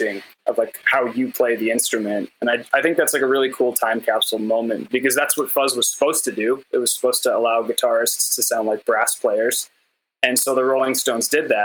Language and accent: English; Canada; I'm a Canadian